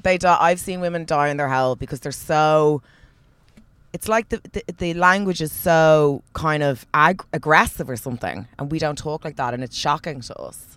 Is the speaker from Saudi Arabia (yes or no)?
no; Ireland; also born or lived in Australia; I'm Irish